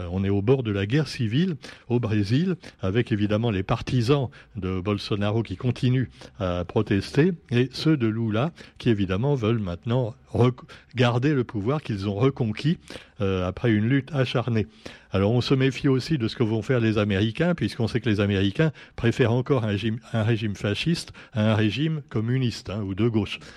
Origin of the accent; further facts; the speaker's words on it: French Guiana; Mais maintenant, on a chez nous, en Guyane également, non pas l'homme qui a finalement bien respecté la nature en Guyane.